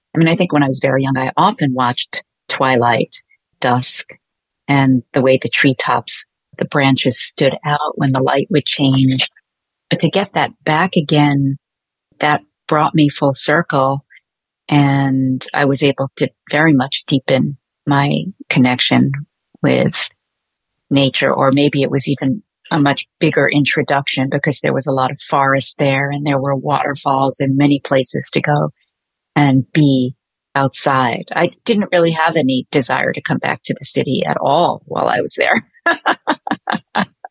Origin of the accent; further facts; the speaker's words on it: New York City, New York, United States; also born or lived in Catskills, New York; growing up in Brooklyn